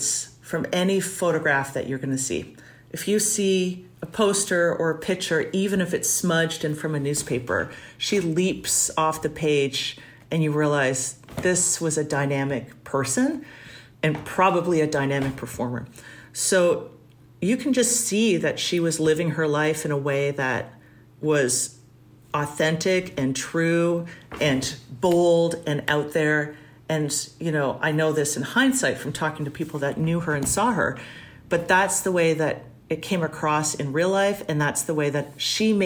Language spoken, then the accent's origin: English; Toronto, Ontario, Canada; Growing up in Toronto